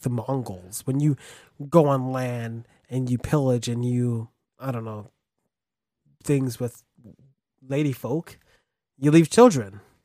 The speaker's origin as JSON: {"language": "English", "country": "United States", "said": "I'm American"}